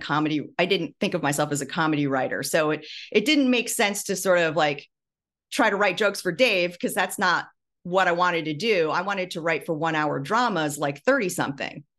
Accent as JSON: {"language": "English", "region": "Midwest", "country": "United States", "tie": "born or raised there", "moved": "yes", "said": "I'm from, uh, the Midwest. My parents were Taiwanese immigrants, and, um, you know, they settled in the Midwest"}